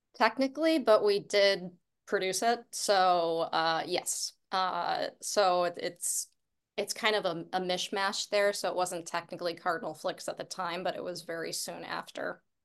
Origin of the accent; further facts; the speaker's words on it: Buffalo, New York, United States; moved away as an adult; my hometown